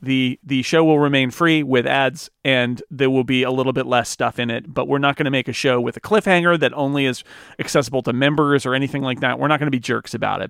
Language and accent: English; United States; I'm an American.